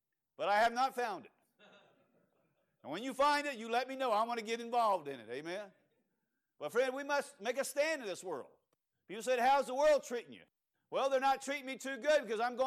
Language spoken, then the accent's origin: English; Cajun, Louisiana, United States; I'm Cajun